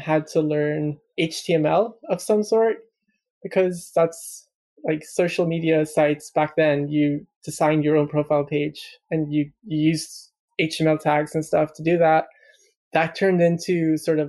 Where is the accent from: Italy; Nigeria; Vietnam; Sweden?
Sweden; moved away as an adult; also born or lived in Malmo, Sweden; now in London, United Kingdom; I'm Swedish, lived in Sweden all my life